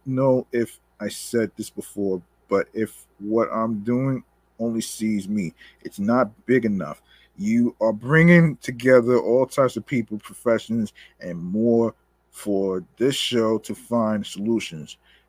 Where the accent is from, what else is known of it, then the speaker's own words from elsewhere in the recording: South Carolina, United States; I'm from South Carolina.